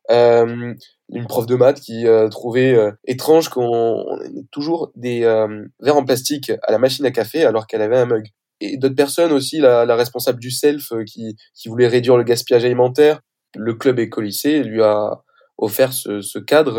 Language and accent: French; Toulouse, Occitania, France; moved away as an adult; now in Compiègne, France; j'ai été lycéen du coup à, Toulouse